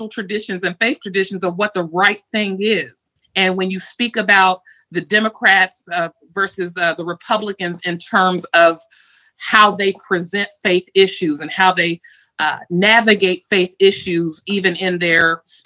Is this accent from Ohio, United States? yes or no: yes; Ohio, United States; now in Washington, D.C., United States; I am in Washington, D.C. I'm originally from Ohio